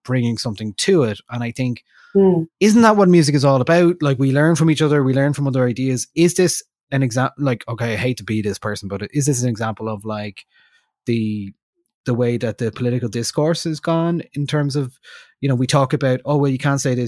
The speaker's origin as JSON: {"language": "English", "country": "Ireland", "said": "we're from Ireland, we speak English"}